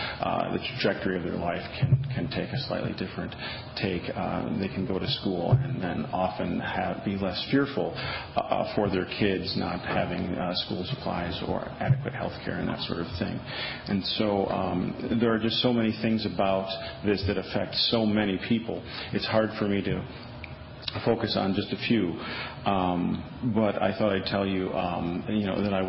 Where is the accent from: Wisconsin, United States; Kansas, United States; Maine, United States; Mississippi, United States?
Wisconsin, United States; Milwaukee; now in Madison, United States; I'm a Wisconsinite. I was born here outside of Milwaukee, and I've lived in Wisconsin pretty much my whole life. But I'm new to Madison.